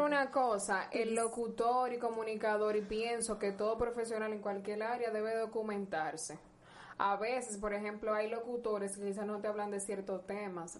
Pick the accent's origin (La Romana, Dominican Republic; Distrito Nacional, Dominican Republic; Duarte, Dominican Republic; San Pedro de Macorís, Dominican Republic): La Romana, Dominican Republic; soy de la Romana y soy dominicana